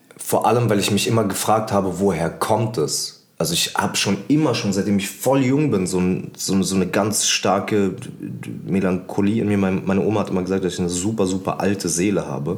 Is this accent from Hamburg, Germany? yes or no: no; Berlin, Germany; Ich würde nicht sagen, dass Deutschland meine Heimat ist, aber ich würde sagen, Berlin ist irgendwie meine Heimat